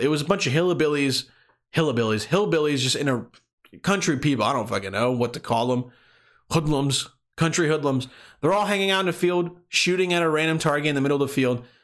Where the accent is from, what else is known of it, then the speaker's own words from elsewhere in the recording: Bosnia & Herzegovina; moved away; where I was born or where I was, where I was growing up in Bosnia